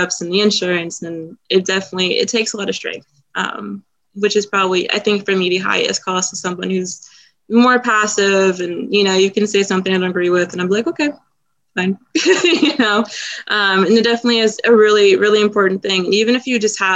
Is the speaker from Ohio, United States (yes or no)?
yes; Cincinnati, Ohio, United States; moved away; my hometown, Cincinnati